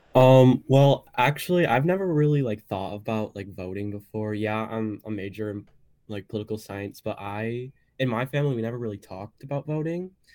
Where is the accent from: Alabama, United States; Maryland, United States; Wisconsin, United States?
Wisconsin, United States; also born or lived in Illinois; growing up in Wisconsin